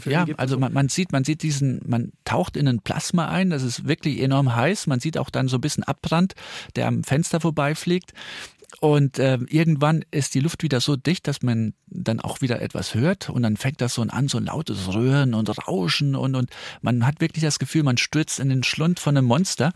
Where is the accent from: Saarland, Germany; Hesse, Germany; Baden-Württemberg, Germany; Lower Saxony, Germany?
Saarland, Germany; northern; ich komme ja aus dem Nordsaarland